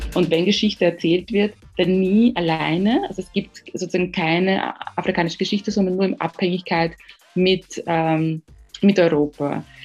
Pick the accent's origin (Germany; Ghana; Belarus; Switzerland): Ghana; now in Austria; ich komme aus Ghana.